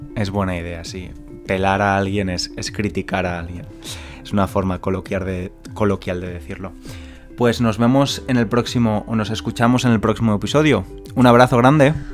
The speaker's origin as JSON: {"language": "Spanish", "country": "Spain", "moved": "as an adult", "lives_now": "England, United Kingdom", "said": "soy español"}